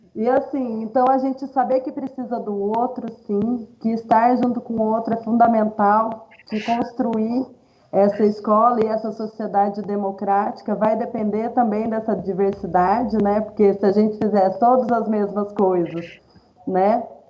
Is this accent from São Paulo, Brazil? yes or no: yes; Valinhos, São Paulo, Brazil; eu sou natural de, da cidade de Valinhos, estado de São Paulo